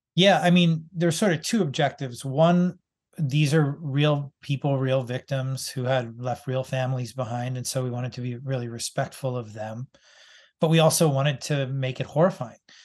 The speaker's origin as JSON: {"language": "English", "town": "Boston", "region": "Massachusetts", "country": "United States", "tie": "born or raised there", "said": "I grew up in Boston"}